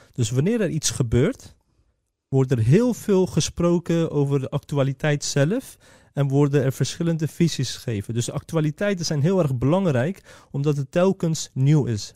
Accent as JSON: {"language": "Dutch", "country": "Netherlands", "tie": "born or raised there", "said": "wij zijn geboren en getogen in Nederland"}